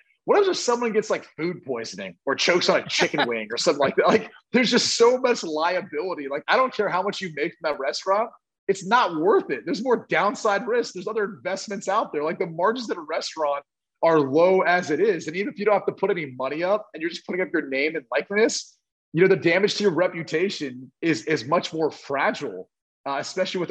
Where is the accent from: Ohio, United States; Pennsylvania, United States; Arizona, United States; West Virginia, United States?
Ohio, United States; Dublin; It's in Dublin, Ohio. It's my hometown.